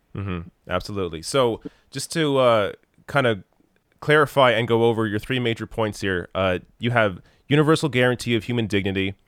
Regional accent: Canada; as a Canadian

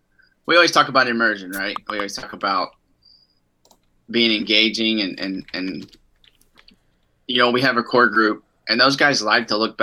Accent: Texas, United States; I'm from Texas. I don't know what else to say.

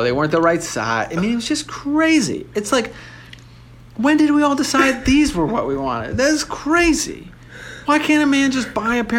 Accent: Canada; I think it's like if I go somewhere as a Canadian, I'm supposed to come back as a Canadian.

